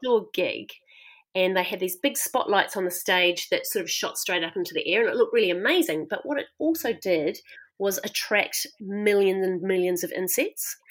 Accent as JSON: {"language": "English", "town": "Christchurch", "region": "Canterbury", "country": "New Zealand", "tie": "born or raised there", "moved": "as an adult", "said": "I grew up in Christchurch in a very white city"}